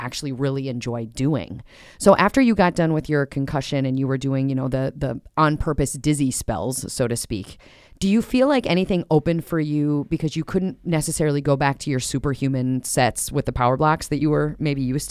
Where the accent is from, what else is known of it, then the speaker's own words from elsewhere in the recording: Minnesota, United States; we're Minnesotan